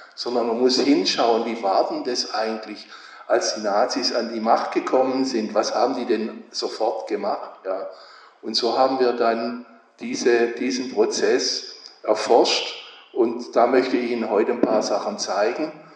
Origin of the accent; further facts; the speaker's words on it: Horb am Neckar, Baden-Württemberg, Germany; ich komme aus Horb am Neckar